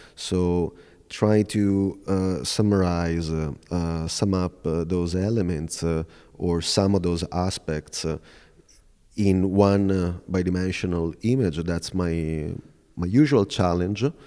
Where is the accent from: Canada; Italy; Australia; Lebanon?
Italy; Veneto; moved away as an adult; also born or lived in Milan, Italy / New York City, United States; I'll just look, uh, nearby my hometown.